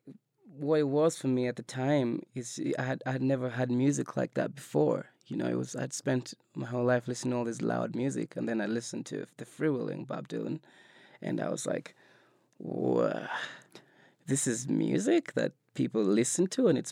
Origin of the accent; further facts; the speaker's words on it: Nairobi, Kenya; moved away as an adult; now in United States; I grew up in Nairobi in Kenya